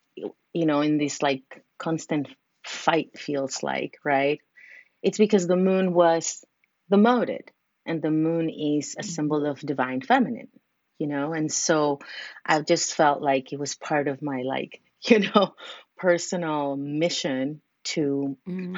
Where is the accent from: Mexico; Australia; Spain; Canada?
Mexico; Mexico City; moved away as an adult; now in California, United States; I'm originally from Mexico City, but have been living in California for many years, like 16 years.